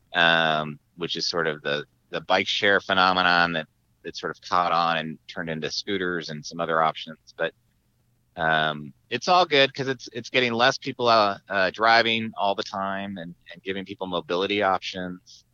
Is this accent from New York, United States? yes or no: no; Tucson, Arizona, United States; now in San Diego, United States; my hometown in Tucson, Arizona